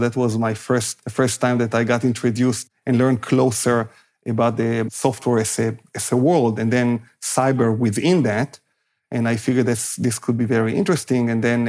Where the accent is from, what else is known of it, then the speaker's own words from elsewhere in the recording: Israel; I grew up in Israel